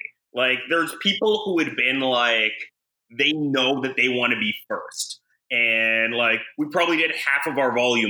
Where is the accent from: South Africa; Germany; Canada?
Canada; moved away as an adult; now in United States; I'm Canadian